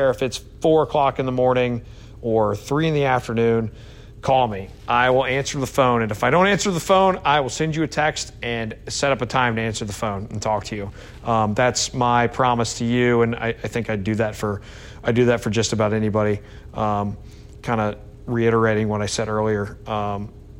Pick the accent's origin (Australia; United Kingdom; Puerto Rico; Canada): United Kingdom; Scotland; I'm Scottish